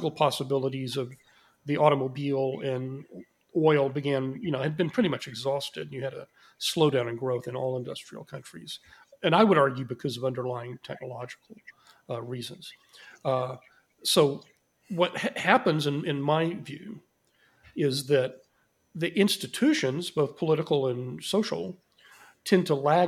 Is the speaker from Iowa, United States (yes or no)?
no; Texas, United States; as a Texan